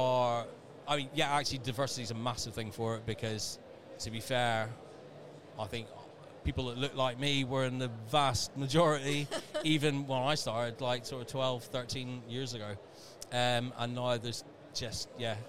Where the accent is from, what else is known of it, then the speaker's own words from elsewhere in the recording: Northern Ireland, United Kingdom; moved away; Little town in Northern Ireland many, many years ago.